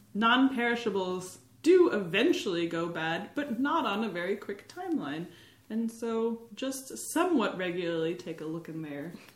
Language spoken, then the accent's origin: English; Nazareth, Pennsylvania, United States; now in Burlington, United States; I'm from Pennsylvania, Dutchland, in a town known as Nazareth, home of Martin Guitar.